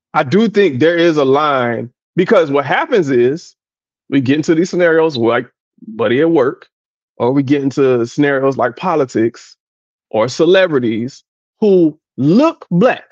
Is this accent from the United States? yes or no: yes; South Florida, United States; I grew up in South Florida